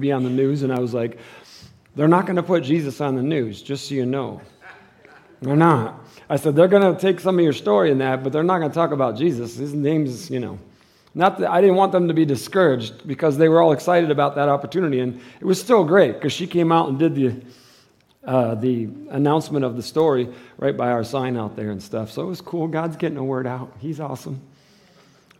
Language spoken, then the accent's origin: English; Michigan, United States; now in Tucson, United States; I'm from Michigan